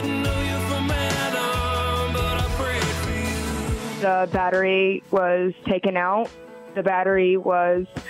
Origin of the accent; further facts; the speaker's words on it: Wyndmere, North Dakota, United States; we are from Winemere, North Dakota